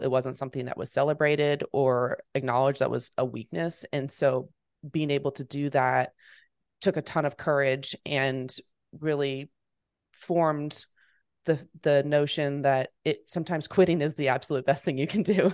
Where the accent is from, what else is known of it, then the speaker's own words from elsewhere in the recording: Fort Worth, Texas, United States; moved away as an adult; also born or lived in Memphis, Tennessee; I'm born and raised in Fort Worth, I'm back here now after college